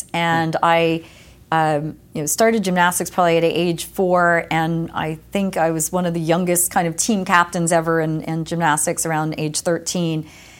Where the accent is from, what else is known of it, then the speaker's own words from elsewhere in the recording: East Coast, United States; especially growing up on the East Coast and then moving to the West Coast